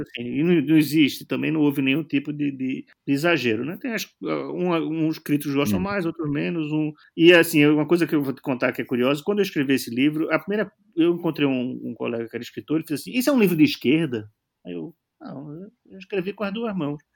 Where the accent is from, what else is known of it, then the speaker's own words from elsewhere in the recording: Brazil; now in Portugal; eu sou brasileiro